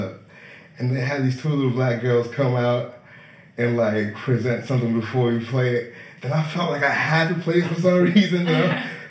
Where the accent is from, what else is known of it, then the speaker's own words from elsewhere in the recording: New England, United States; Saying, like, I'm from New England, man.